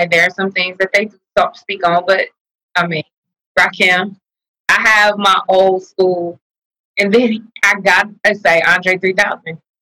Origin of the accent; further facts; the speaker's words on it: the Bay Area, California, United States; also born or lived in Vallejo; I'm from the Bay.